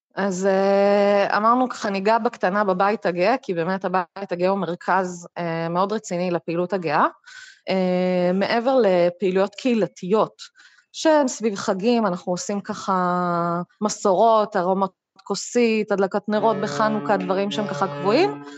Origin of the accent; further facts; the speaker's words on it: a kibbutz near Beersheba, Southern District, Israel; גדלתי בדרום, בקיבוץ קרוב לבאר שבע